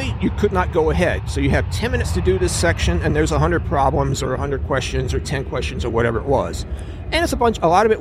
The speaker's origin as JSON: {"language": "English", "town": "Houston", "region": "Texas", "country": "United States", "moved": "yes", "said": "I'm from Houston originally. Still have family there. A great place to be from."}